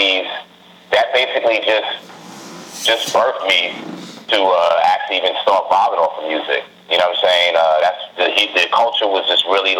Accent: New York City, New York, United States; also born or lived in Brooklyn, New York; I'm from New York, man. I'm from the Rotten Apple. Was born and raised in Queens.

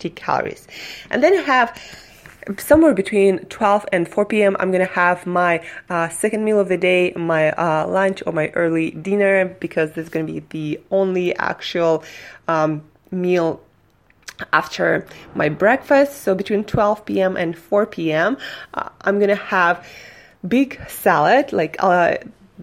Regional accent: Russia; now in United States; I'm from Russia

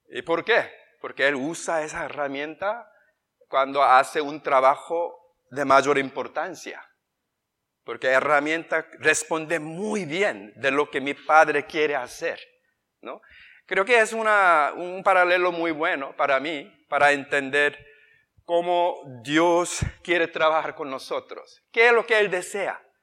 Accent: United States; Spanish is a second language; moved away as an adult; also born or lived in South Korea / Ciudad Juárez, Mexico; now in Spain; nosotros nacimos en Corea em, del Sur y crecimos en los Estados Unidos, capital, área de Washington

